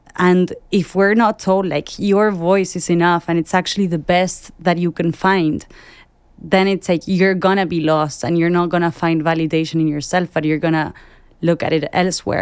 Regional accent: Argentina; I work in advertising, I'm from Argentina

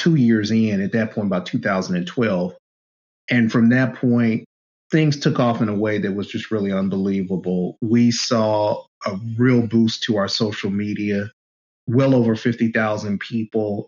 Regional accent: Oakland, California, United States; I grew up in East Oakland

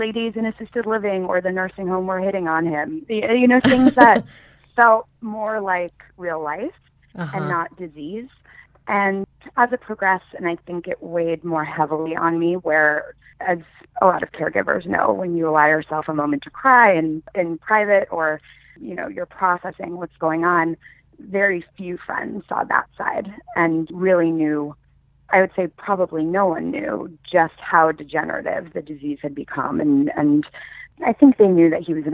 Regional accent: New York, United States; also born or lived in Los Angeles / Michigan; I was from New York

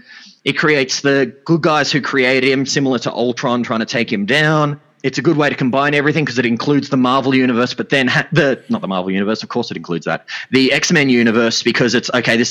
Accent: Australia; I'm an Australian

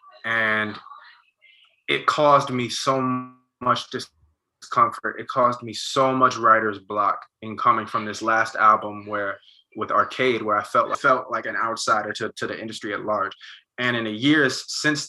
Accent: Montclair, New Jersey, United States; being from Montclair, about being from Jersey

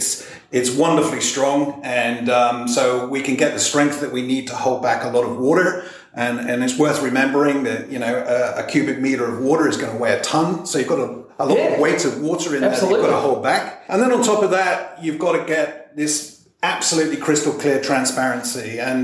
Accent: South West England, United Kingdom; accent: melting pot of different accents; also born or lived in Europe / Asia / America; now in Australia; My accent's a little bit messed up because it's a melting pot of different accents. I actually grew up in regional England in the Cotswolds.

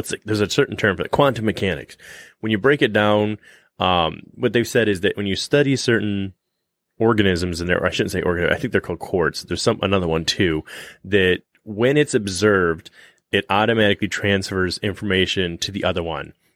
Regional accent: Michigan, United States; we're from Michigan

